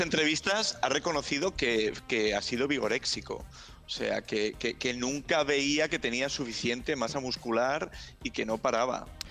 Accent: a town near Mundaka, Basque Country, Spain; está muy cerquita del pueblo donde yo nací

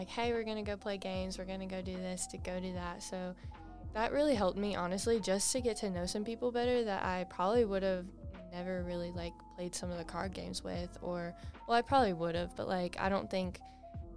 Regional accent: Indianapolis, Indiana, United States; moved away; I'm originally from Indianapolis, Indiana.

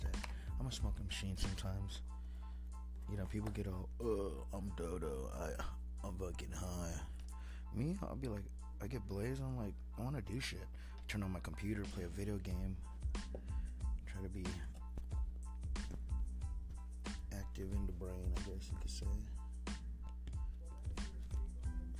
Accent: Oxnard, California, United States; also born or lived in East Coast; We're coming from Southern California, 93033, USA

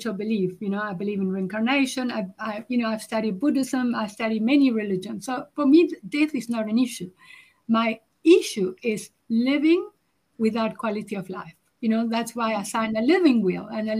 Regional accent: Uruguay; now in South Africa; I'm originally from Uruguay, so I emigrated to South Africa

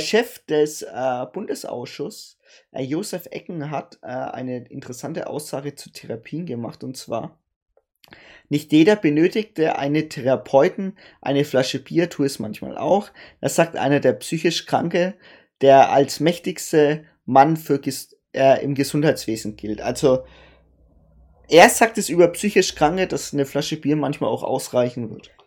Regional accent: Germany; bei uns in Deutschland

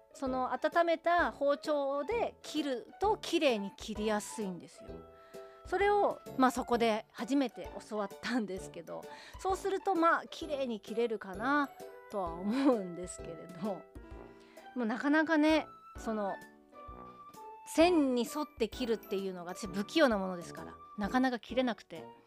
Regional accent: Hiroshima, Japan; moved away as an adult; also born or lived in Izu, Shizuoka; now in Tokyo, Japan; 18歳までは地元広島で過ごしてましたけれども19歳からは静岡で過ごしていた

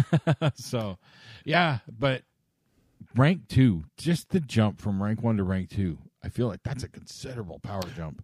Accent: Canada

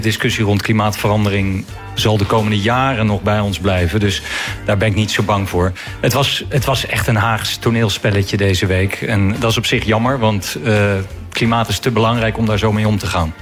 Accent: The Hague, South Holland, Netherlands; ik kom uit Den Haag, woon in Den Haag

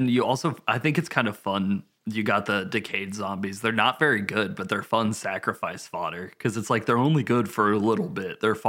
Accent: Tennessee, United States; We had a close encounter with a bear when I was growing up in Tennessee, like on vacation and stuff.

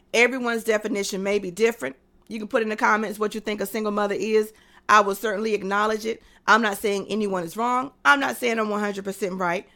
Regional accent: North Carolina, United States; also born or lived in Texas / Tennessee; I'm from North Carolina.

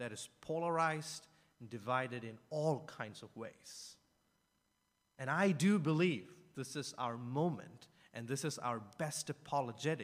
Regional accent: India; I'm from India

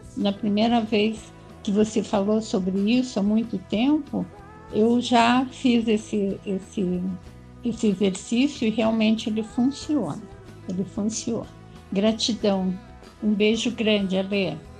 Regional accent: Curitiba, Paraná, Brazil; now in São Paulo, Brazil; Eu moro em São Paulo, mas eu não sou paulista, nem paulistana. Eu sou da terra do Onassi, da Denise e do Andrei. Eu sou curitibana

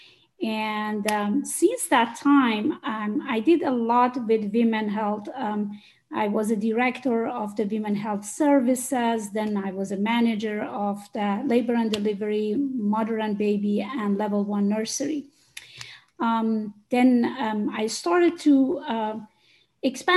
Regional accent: Iran; moved away as an adult; now in United States; I'm originally from Iran

